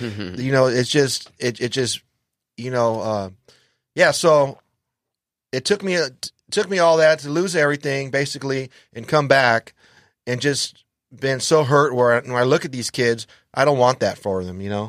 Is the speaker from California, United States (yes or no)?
yes; Los Angeles, California, United States; I grew up in, uh, Los Angeles